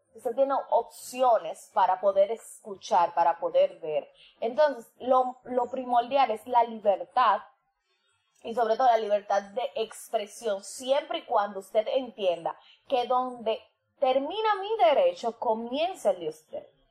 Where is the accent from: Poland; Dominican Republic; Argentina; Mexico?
Dominican Republic; como dominicano como isla